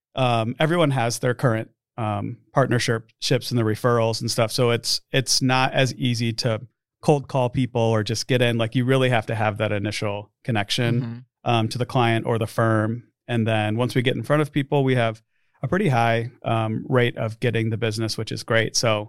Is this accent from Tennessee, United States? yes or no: no; Omaha, Nebraska, United States; And as far as Omaha, I grew up here in Omaha. So I went to school in Lincoln, only an hour away. I've never lived anywhere else besides Nebraska.